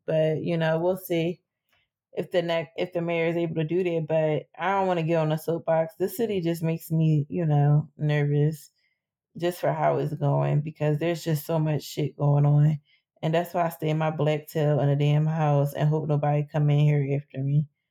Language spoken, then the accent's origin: English; Philadelphia, Pennsylvania, United States; I grew up in West Philly.